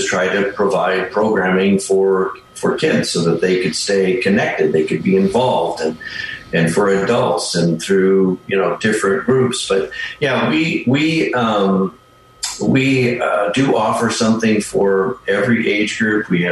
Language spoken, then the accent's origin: English; Minnesota, United States; moved away as an adult; also born or lived in Western Nebraska / Bay Area, California; now in Vallejo, United States; we're originally from Minnesota